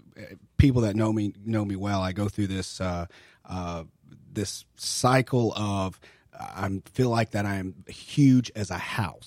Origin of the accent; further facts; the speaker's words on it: Kentucky, United States; growing up in Kentucky